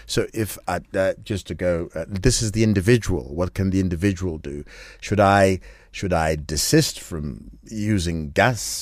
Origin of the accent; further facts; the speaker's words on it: Kenya; we Kenyans